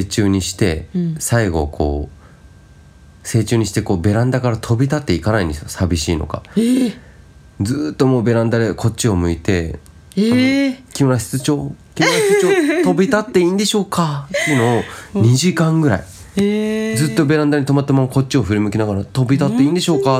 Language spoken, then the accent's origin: Japanese; Shizuoka, Japan; moved away; そもそも生まれは静岡ですから